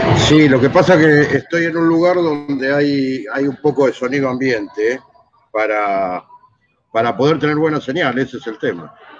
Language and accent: Spanish; Argentina; como argentino